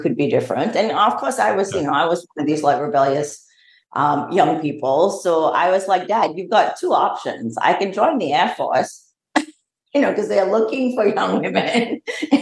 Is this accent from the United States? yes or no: no; Australia; moved away as an adult; also born or lived in Malaysia; grew up pretty much in Australia most of my formative years, and my education and my early work experience was in Australia